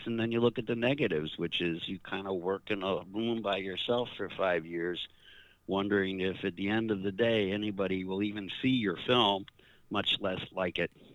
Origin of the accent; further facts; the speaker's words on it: New York, United States; I, I grew up in New York